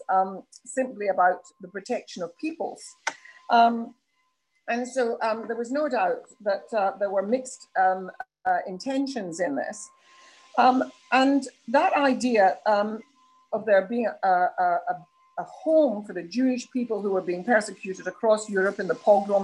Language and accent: English; United Kingdom